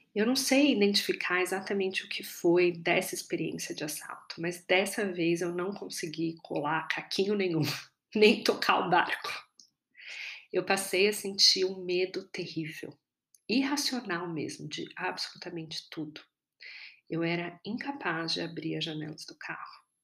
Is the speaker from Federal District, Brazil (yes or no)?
no; São Paulo, Brazil; Eu sou paulistana